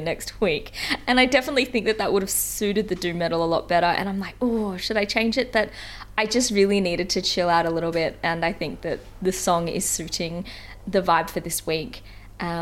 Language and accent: English; New South Wales, Australia; moved away as an adult; I'm back in my hometown with my family and loved ones for the first time all year